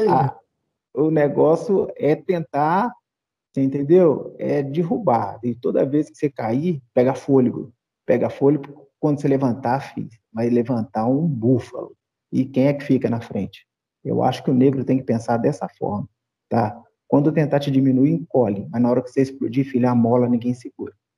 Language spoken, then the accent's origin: Portuguese; Brazil; now in Belo Horizonte, Brazil; Ser negro no Brasil, não sei, não sei no resto do mundo, que eu só vivi aqui.